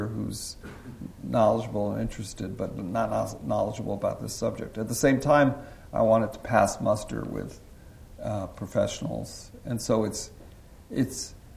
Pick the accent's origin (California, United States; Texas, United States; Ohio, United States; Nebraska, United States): California, United States; San Francisco; I grew up in San Francisco, so I was in high school just down the street from here